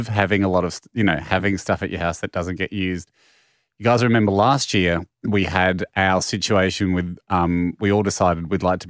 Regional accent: Italy; What I said back on the radio was more probably out of patriotic duty to my home country of Italy.

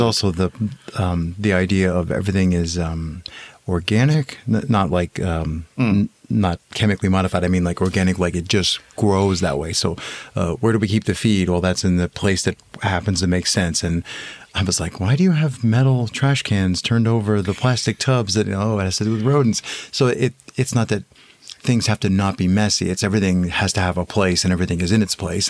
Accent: Eastern Pennsylvania, United States; I'm from Eastern Pennsylvania, about hour and a half west from New York City all the way over from the States

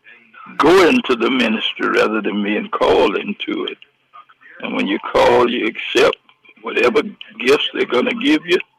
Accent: Atlanta, Georgia, United States; I was brought up in Atlanta. I used to live right across the street from Dr. King on Auburn Avenue

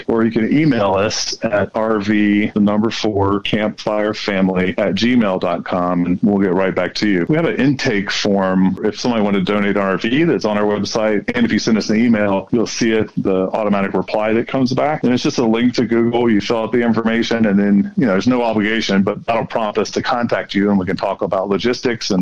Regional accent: North Carolina, United States; now in Denver, United States; I grew up in North Carolina and my parents are still there, I've got 2 brothers there.

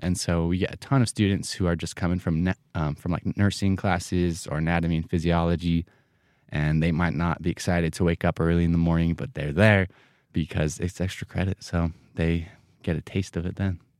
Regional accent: Rexburg, Idaho, United States; I grew up here in Rexburg

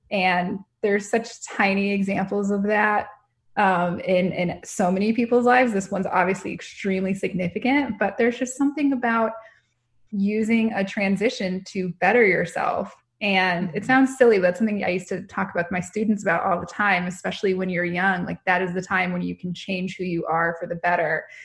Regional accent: Tucson, Arizona, United States; Tucson's my hometown.

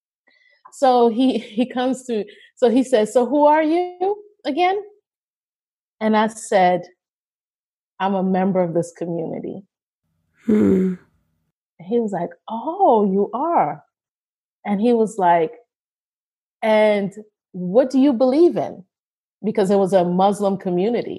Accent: United States; I was coming in as the American

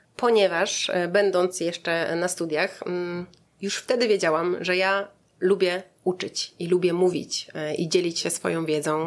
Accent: Szebnie, Subcarpathian Voivodeship, Poland; moved away as an adult; also born or lived in Lublin; now in Warsaw, Poland; pochodzę z Podkarpacia, e, z Szebni, e, wioski między Jasłem a Krosnem

